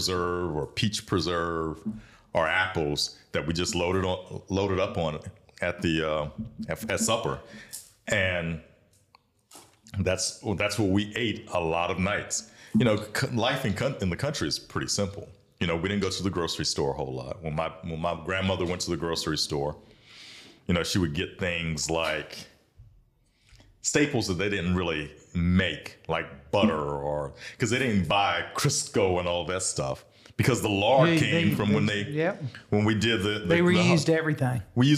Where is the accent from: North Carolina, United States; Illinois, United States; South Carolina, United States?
South Carolina, United States; Bamberg; moved away as an adult; also born or lived in Sumter, South Carolina; now in Columbia, United States; I grew up in Bamberg.